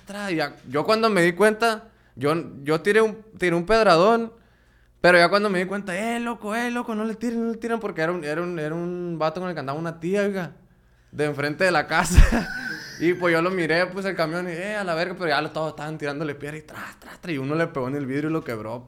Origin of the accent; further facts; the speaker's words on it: La Paz, Baja California Sur, Mexico; now in Culiacán, Mexico; yo nací en La Baja, en La Paz.